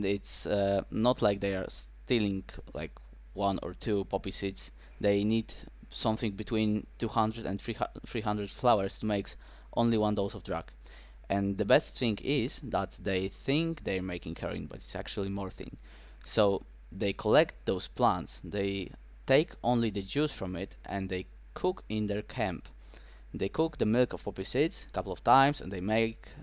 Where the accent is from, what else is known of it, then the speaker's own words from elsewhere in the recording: Poland; I'm from Poland